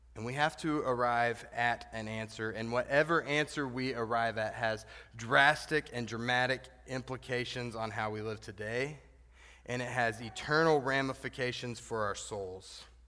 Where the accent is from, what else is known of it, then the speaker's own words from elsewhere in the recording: the Texas part of New Mexico, United States; I grew up in the Texas part of New Mexico